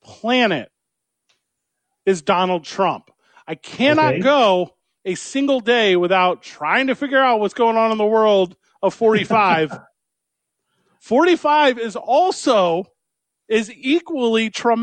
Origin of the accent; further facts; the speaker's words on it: St. Louis, Missouri, United States; moved away; you and I grew up in St. Louis, Missouri